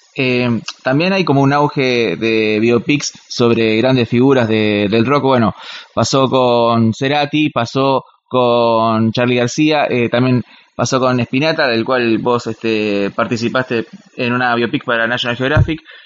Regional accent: Quilmes, Buenos Aires Province, Argentina; nosotros somos de Quilmes

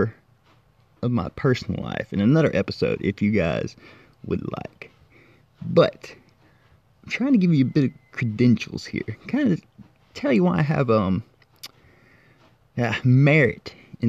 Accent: Corinth, Mississippi, United States; I was born and raised in Corinth, Mississippi

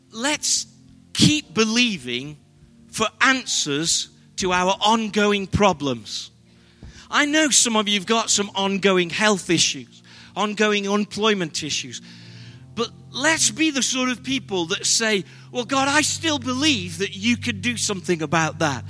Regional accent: England, United Kingdom; We're British

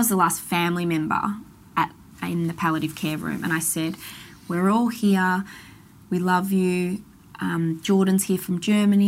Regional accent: Melbourne, Victoria, Australia; also born or lived in Toorak; I grew up in Canterbury

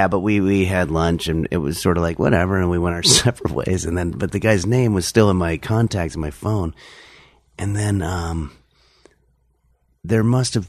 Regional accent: Englewood, New Jersey, United States; also born or lived in New York City; now in Los Angeles, United States; I was born in New York City. And then when I was 8, we moved to Englewood, New Jersey. And then moved out here when I was 13.

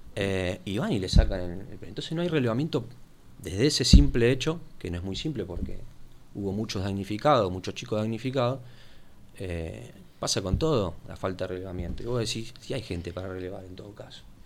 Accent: Buenos Aires, Argentina; Desde el sur, soy de la Comuna 8

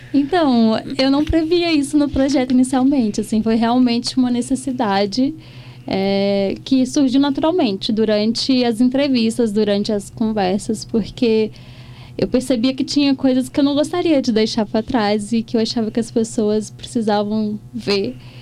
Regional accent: Cachoeira do Brumado, Minas Gerais, Brazil; meu pertencimento àquele ao distrito de Cachoeira do Brumado

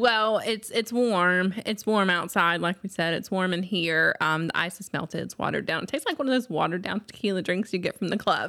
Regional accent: the South, United States; We're from the South

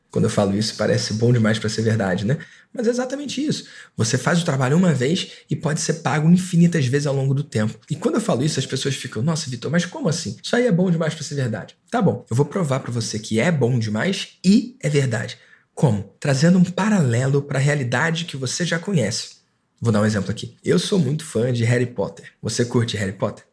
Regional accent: Rio de Janeiro, Brazil; Aqui na minha cidade, eu sou do Rio de Janeiro

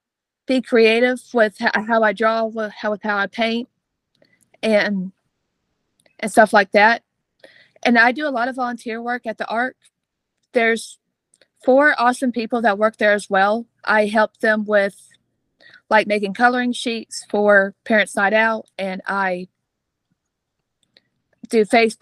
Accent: Beaumont, Texas, United States; I'm 26 years old, and I'm from Beaumont, Texas.

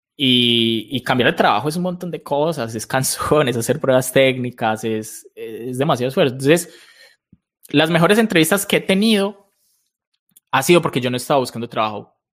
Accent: Colombia; soy, soy colombiano de toda la vida

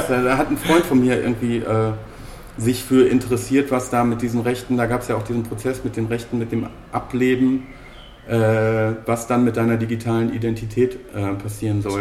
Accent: Bochum, North Rhine-Westphalia, Germany; ich bin in, im Bochumer Süden groß geworden

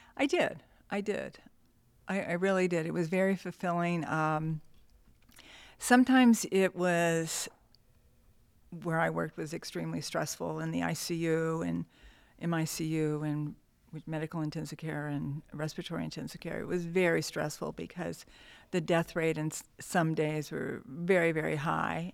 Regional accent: Downey, California, United States; also born or lived in Montebello, California; born in Montebello. I grew up in Downey

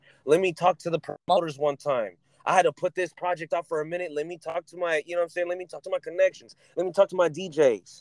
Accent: California, United States; I'm from Cali

